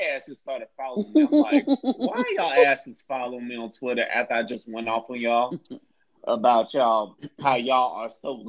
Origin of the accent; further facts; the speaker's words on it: Florida, United States; Florida, my home state